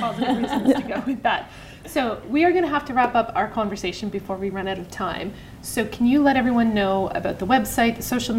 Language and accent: English; Atlantic Canada, Canada; I grew up on the East Coast.